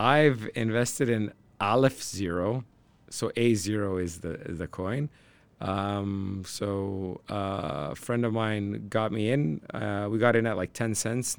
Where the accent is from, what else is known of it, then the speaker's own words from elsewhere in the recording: Canada; I'm from Canada